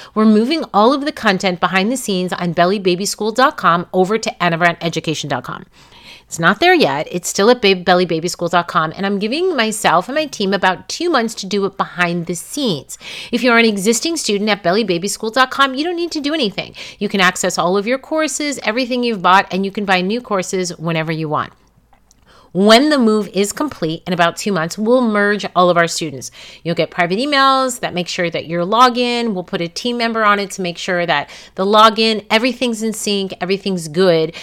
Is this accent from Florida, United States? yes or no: no; New York, United States; now in California, United States; Born and raised in New York, I live in California